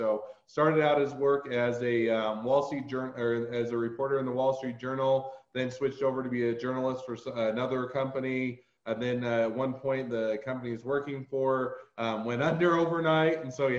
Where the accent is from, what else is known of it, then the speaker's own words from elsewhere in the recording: Utah, United States; accent: Utah; generally Utah has the most, the least recognizable accent